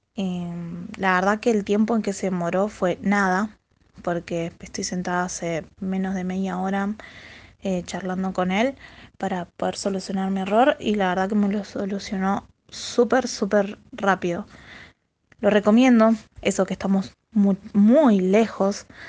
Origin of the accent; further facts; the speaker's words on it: Buenos Aires, Argentina; yo soy de Argentina, Buenos Aires